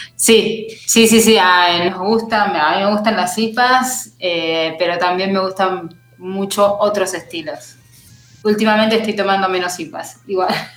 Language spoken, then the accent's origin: Spanish; Mar del Plata, Buenos Aires Province, Argentina; Mar del Plata, que es en la costa de, Argentina, en la ciudad de donde soy